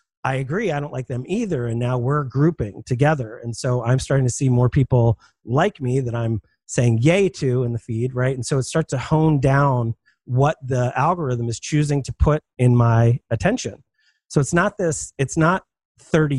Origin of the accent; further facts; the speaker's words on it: Philadelphia, Pennsylvania, United States; I'm from Philadelphia.